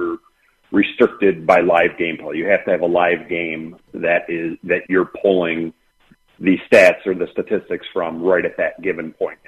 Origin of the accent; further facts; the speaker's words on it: Detroit, Michigan, United States; we're from Detroit